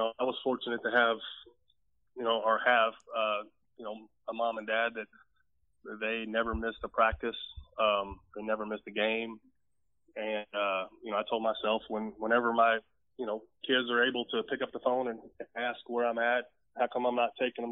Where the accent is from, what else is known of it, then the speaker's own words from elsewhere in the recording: Cincinnati, Ohio, United States; moved away as an adult; now in Texas, United States; I grew up in Cincinnati